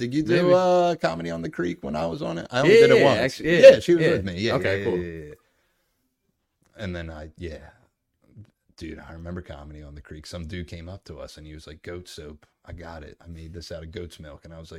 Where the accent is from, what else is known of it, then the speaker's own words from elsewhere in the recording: Ireland; Yeah, I was like, fuck Irish people, and I'm Irish.